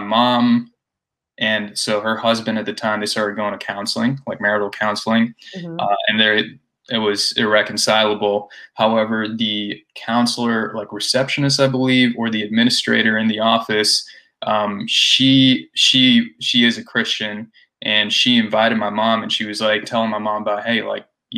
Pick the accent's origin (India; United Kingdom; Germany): India; moved away; I grew up in India